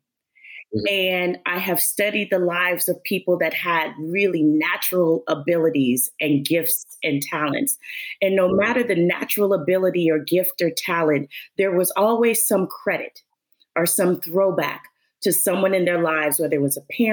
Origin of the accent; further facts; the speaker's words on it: Los Angeles, California, United States; I am born and raised in Los Angeles, California